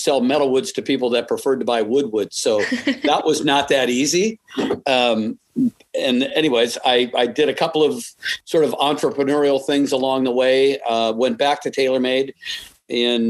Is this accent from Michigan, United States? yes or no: no; Madison, Wisconsin, United States; moved away; born and raised in Madison, Wisconsin